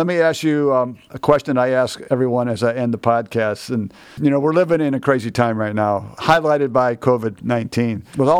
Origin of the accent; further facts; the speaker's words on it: Southwest Michigan, United States; I lived across the lake from Chicago in Southwest Michigan